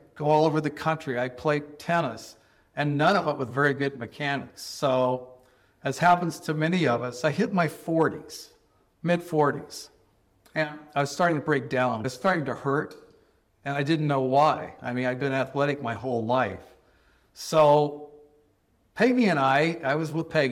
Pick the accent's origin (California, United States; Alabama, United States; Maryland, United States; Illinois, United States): California, United States; Southern; growing up in Southern California